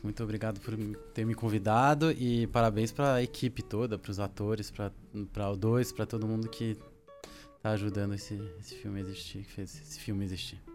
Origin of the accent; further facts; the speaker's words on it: France; moved away as an adult; now in Brazil; eu sou franco-brasileiro, meu pai era francês. É, e eu cresci lá na França, com uns 6, 7 anos de idade fui para lá. E eu fiquei lá até os, mais ou menos até uns 25 anos